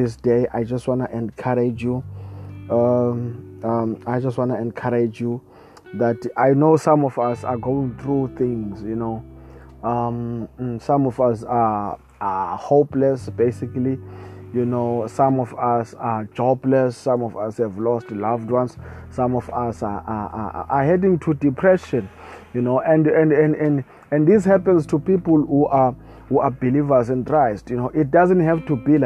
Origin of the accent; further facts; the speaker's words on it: South Africa; I come all the way from South Africa